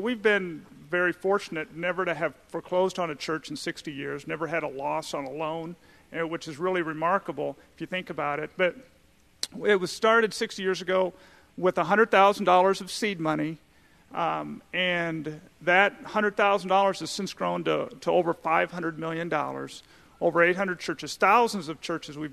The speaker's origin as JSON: {"language": "English", "region": "South Dakota", "country": "United States", "moved": "yes", "lives_now": "Indianapolis, United States", "said": "I'm originally from South Dakota"}